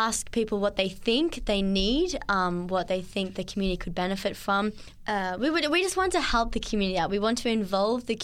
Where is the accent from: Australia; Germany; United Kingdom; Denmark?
Australia; Yeppoon, Queensland; moved away; also born or lived in Murwillumbah, New South Wales / Gold Coast / Toowoomba / Sydney; I spent probably... for my majority of my childhood up in Yeppoon, which is central Queensland, near Rockhampton